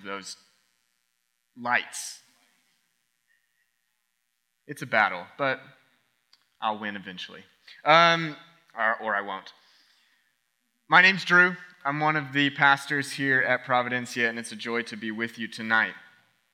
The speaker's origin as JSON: {"language": "English", "region": "Oklahoma", "country": "United States", "tie": "born or raised there", "moved": "yes", "lives_now": "South Florida, United States", "said": "I grew up in Oklahoma"}